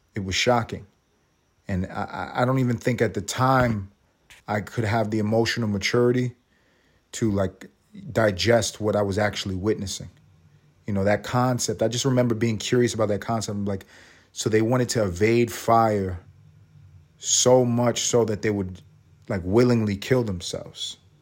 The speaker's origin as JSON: {"language": "English", "town": "New York City", "region": "New York", "country": "United States", "tie": "born or raised there", "said": "I was in New York City. I'm from New York. I was in the third grade"}